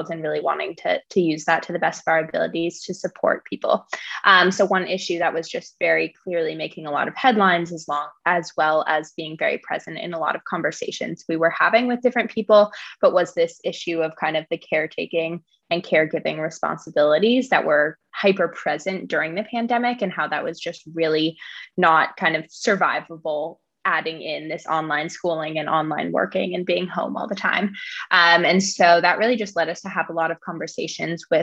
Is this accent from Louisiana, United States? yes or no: no; San Francisco, California, United States; I'm calling in from San Francisco right now, which is where I grew up